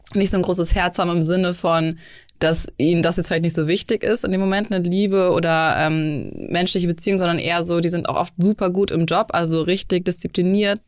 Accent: Hamburg, Germany; moved away as an adult; also born or lived in Munich / Los Angeles; ich bin 30, gebürtig aus Hamburg, äh, habe zwischendurch sieben Jahre in München gelebt, auch

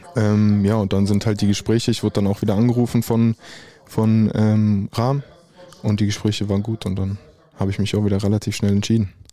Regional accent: Dortmund, North Rhine-Westphalia, Germany; ich komme eigentlich ursprünglich aus Dortmund

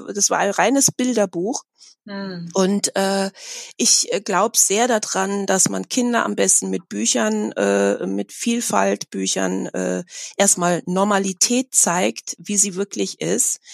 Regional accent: Germany; ich bin in Deutschland seit meiner Geburt

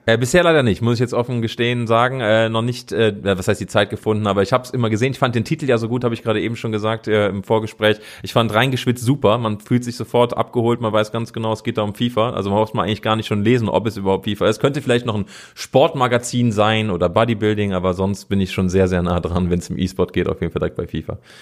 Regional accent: Cologne, North Rhine-Westphalia, Germany; moved away as an adult; ich bin in Köln geboren, habe da 30 Jahre lang gelebt

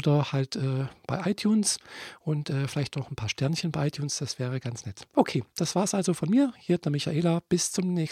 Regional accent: Friedrichshafen, Baden-Württemberg, Germany; ich komme nicht aus Leipzig, nein, ich bin in Friedrichshafen geboren und aufgewachsen.

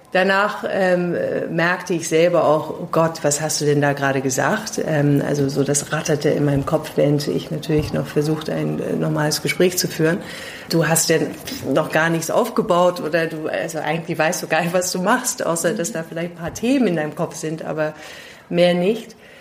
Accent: London, United Kingdom; also born or lived in Pakistan / New York / Delhi / Singapore; now in Germany; Ich bin auch in Pakistan geboren und äh, in London aufgewachsen

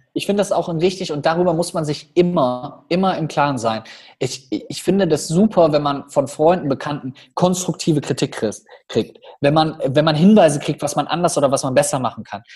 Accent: Rhineland, Germany; wir bei uns im Rheinland, wir haben ja auch eine freche Schnauze immer so ein bisschen

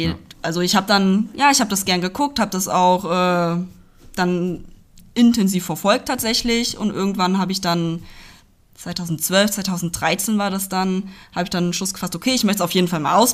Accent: Hünfeld, Hesse, Germany; genau, ich bin in der Nähe von Hünfeld aufgewachsen, also gehört zur Stadt Hünfeld dazu.

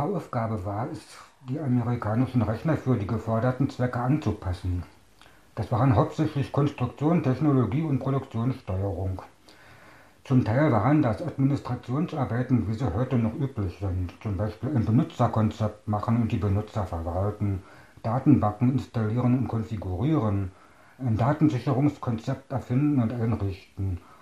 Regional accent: Staaken, Berlin, Germany; Ich bin 1961 geboren in Starken. Das lag damals im Bezirk Potsdam, gehört heute zu Berlin.

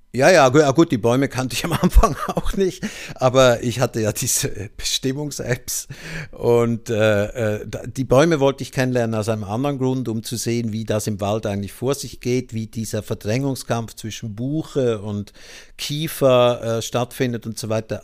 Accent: Switzerland; moved away; aus meiner Heimat der Schweiz stammt

